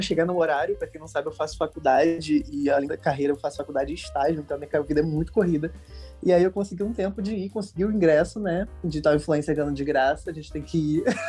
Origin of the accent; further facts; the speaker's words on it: Rio de Janeiro, Brazil; Eu sou daqui da Zona Norte do Rio de Janeiro